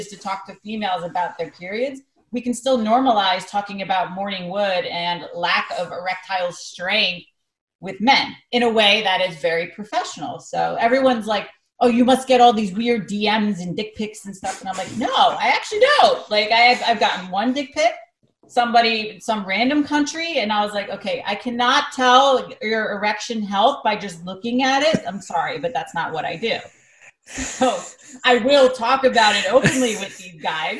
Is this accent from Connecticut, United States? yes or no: yes; Greenwich, Connecticut, United States; my hometown of Greenwich, Connecticut